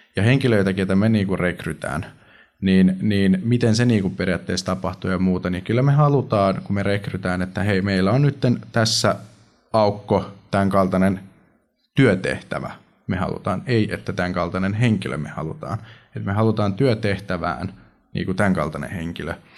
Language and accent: Finnish; Finland